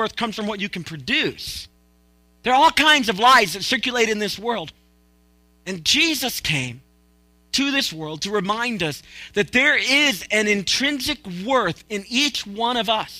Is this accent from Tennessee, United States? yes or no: yes; Tennessee, United States; I'm from Tennessee